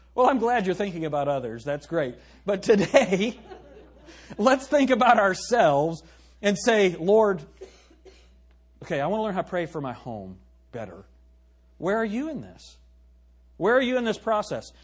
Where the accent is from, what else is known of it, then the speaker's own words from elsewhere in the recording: United States; we as American Christians